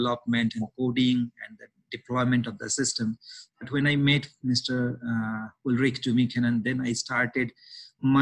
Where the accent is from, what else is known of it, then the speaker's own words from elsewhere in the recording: India; moved away as an adult; also born or lived in Germany; now in Kenya; I'm born and brought up in India